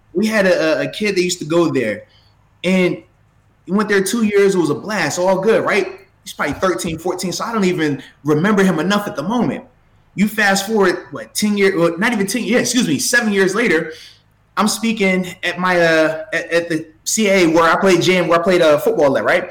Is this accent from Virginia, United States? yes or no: yes; Portsmouth, Virginia, United States; I'm from Portsmouth, Virginia, where I was born